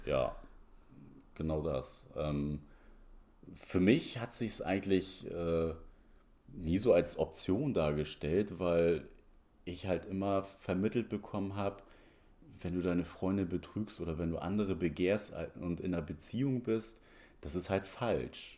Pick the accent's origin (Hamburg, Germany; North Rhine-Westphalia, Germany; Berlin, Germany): Hamburg, Germany; ich bin so am Rand von Hamburg aufgewachsen, in Bergedorf